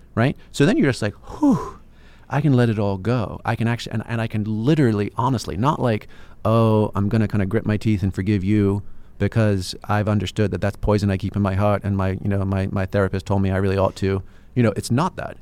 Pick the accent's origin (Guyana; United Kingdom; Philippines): United Kingdom; England; I'm English